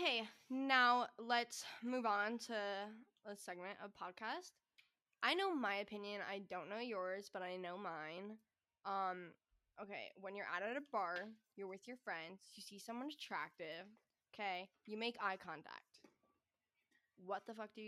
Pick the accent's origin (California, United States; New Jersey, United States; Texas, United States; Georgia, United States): New Jersey, United States; now in San Diego, United States; I'm from New Jersey